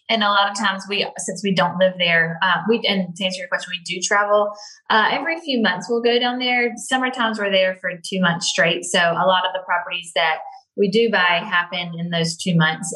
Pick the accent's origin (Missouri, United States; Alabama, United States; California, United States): Alabama, United States; Grand Bay; now in Las Vegas, United States; my family has rental properties. Has always had rental properties in my hometown